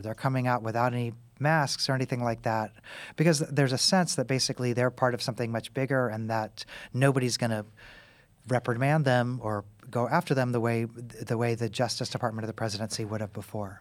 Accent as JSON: {"language": "English", "town": "Kansas City", "country": "United States", "moved": "yes", "lives_now": "Tennessee, United States", "said": "I'm from Kansas City. I live in Tennessee"}